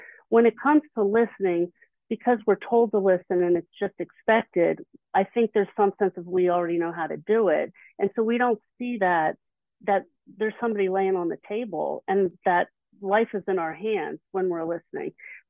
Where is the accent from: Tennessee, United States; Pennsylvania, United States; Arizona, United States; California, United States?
Pennsylvania, United States; Philadelphia; But it just so happens, I'm from the Philly area.